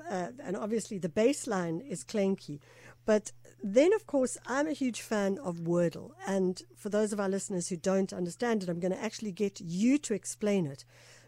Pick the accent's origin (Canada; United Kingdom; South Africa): South Africa